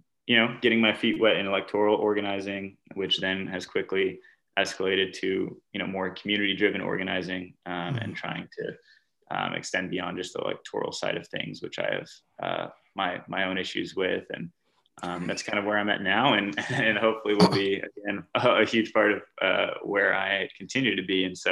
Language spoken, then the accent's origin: English; the American South, United States; which I was from the American South, but a lot of folks on this program were students from other parts of the world